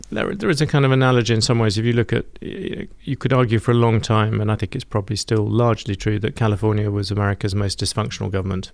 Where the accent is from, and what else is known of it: United Kingdom; accent: British